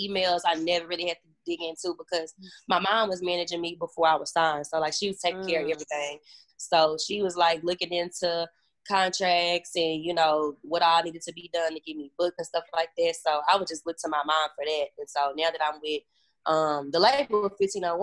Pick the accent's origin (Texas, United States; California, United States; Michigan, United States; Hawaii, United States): Texas, United States; Dallas; I'm from Dallas. A lot of people think now I'm from Houston, but I'm not from Houston. I'm from Dallas